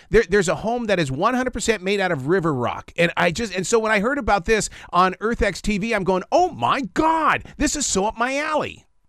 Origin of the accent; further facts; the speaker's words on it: Montana, United States; I am from Montana, and I grew up with a father who his total belief in life was recycling